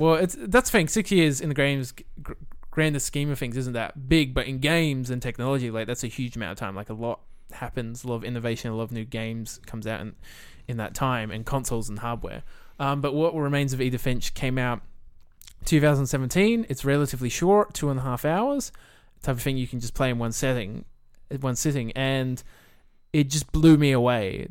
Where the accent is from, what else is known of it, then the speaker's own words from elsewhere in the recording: Millicent, South Australia, Australia; moved away as an adult; also born or lived in Adelaide / New Zealand; originally I grew up in Millicent with View Drew in the, in the country town